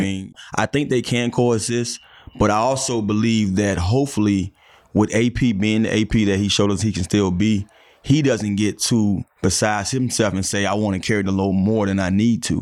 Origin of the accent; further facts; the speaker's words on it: Miami, Florida, United States; moved away; my neighborhood where I grew up in Miami